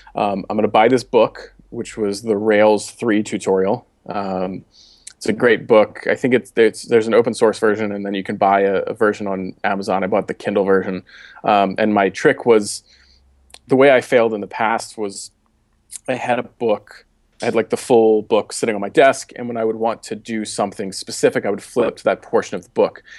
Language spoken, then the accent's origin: English; Baltimore, Maryland, United States; accent: Baltimore; moved away as an adult; also born or lived in Boulder, Colorado; I grew up in Baltimore. I just said that with a really Baltimore accent.